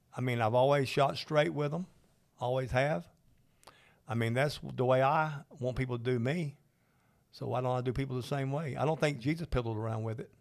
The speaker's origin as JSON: {"language": "English", "region": "Georgia", "country": "United States", "said": "I'm from Georgia"}